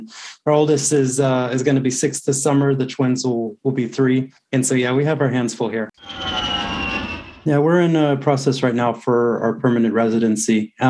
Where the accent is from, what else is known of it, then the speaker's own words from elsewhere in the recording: Texas, United States; born there; also born or lived in Seattle / Pittsburgh; I was born in South Texas, but I've lived all over, primarily Seattle, but also Pittsburgh, Pennsylvania.